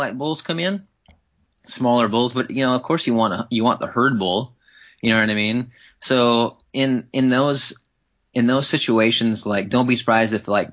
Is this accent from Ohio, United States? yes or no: no; Wisconsin, United States; growing up in Wisconsin, whitetail hunting